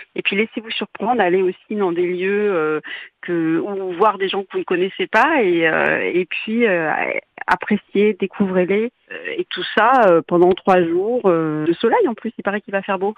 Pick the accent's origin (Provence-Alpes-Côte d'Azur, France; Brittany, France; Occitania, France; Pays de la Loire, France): Brittany, France; Saint-Malo; chez nous à Saint-Malo